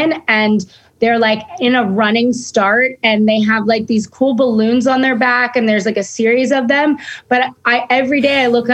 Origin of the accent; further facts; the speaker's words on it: Los Angeles, California, United States; I'm from Venice Beach.